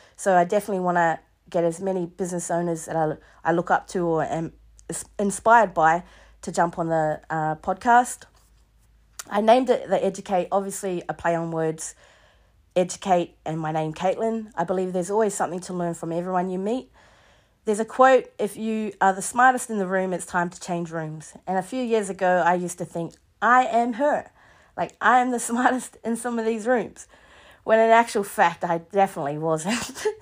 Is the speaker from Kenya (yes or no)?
no; Mahia, Hawke's Bay, New Zealand; moved away as an adult; also born or lived in Hamilton, New Zealand / Sydney, Australia; now in Alice Springs, Australia; So I grew up in New Zealand on the East Coast in a small place called Mahia.